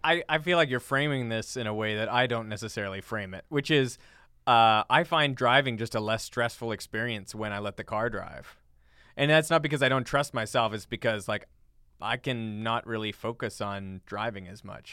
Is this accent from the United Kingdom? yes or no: no; Canada; now in United States; as a Canadian